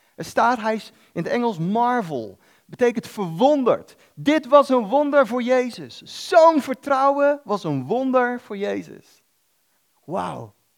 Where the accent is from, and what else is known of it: Netherlands